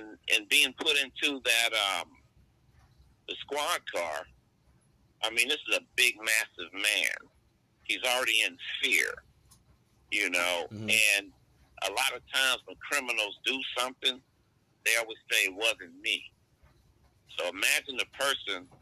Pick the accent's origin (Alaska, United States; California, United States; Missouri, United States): Alaska, United States; I grew up in Alaska